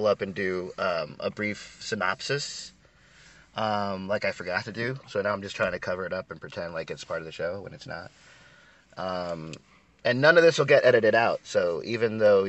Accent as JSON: {"language": "English", "region": "Florida", "country": "United States", "said": "we're from Florida"}